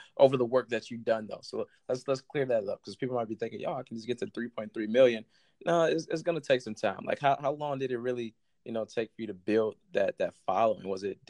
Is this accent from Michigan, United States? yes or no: yes; Michigan, United States; Like, I'm from Michigan